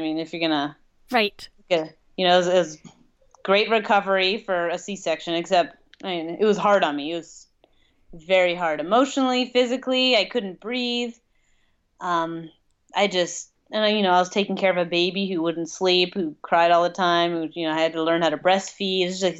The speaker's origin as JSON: {"language": "English", "region": "Colorado", "country": "United States", "said": "But we're originally from Colorado, and it's not too much different here than it is in Colorado."}